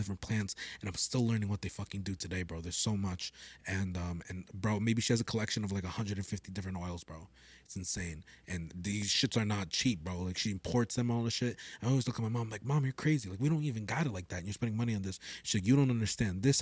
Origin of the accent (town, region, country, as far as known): Peru